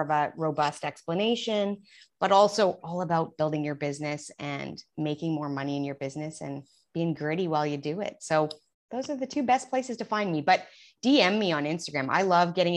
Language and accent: English; Alberta, Canada; accent: Canadian; moved away as an adult; now in Houston, United States; I am from Canada. So I'm Canadian down here in the heat of Texas. We've been here 8 years.